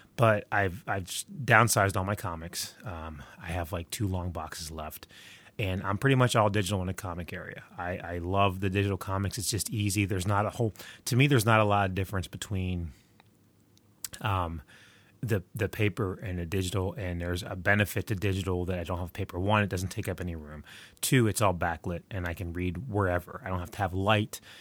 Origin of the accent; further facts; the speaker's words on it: West Virginia, United States; I'm recording from the frozen tundra that is my home state of West Virginia